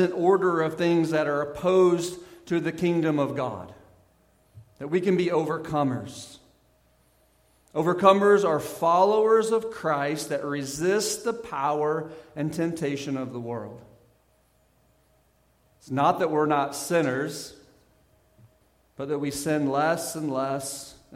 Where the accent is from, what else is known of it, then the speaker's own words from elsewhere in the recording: Southern Missouri, United States; I grew up in Southern Missouri.